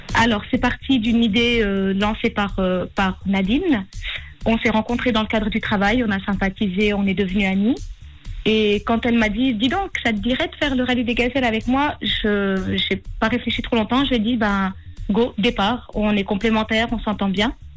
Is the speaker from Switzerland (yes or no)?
yes; Valais, Switzerland; je suis valaisanne